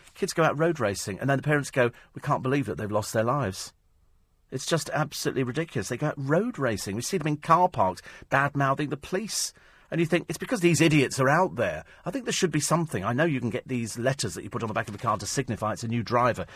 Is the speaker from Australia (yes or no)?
no; United Kingdom; We're British